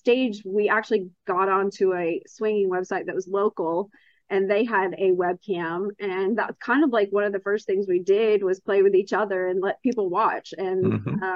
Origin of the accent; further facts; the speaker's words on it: Texas, United States; I am from Texas, born and raised and still live here